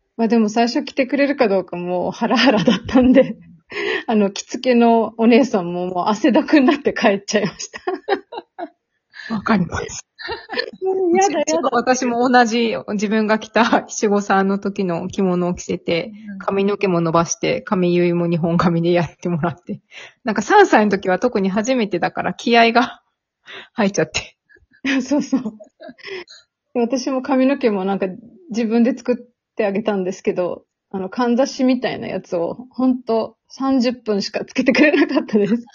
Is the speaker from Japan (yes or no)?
no; Serbia; 私はもともとセルビアで生まれて、父がセルビア人で、母は日本人なんですけど